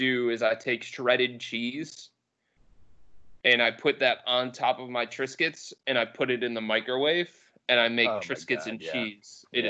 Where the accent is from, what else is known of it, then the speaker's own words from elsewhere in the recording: Cleveland, Ohio, United States; I grew up in West Park